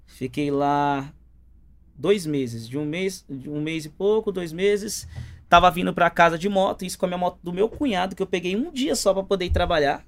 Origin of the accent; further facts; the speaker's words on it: São Paulo, Brazil; also born or lived in Paraíba; eu nasci em São Paulo